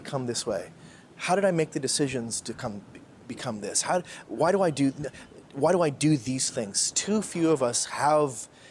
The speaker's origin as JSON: {"language": "English", "country": "Canada", "moved": "yes", "lives_now": "Philippines", "said": "I'm a Canadian. I'm a white male Canadian"}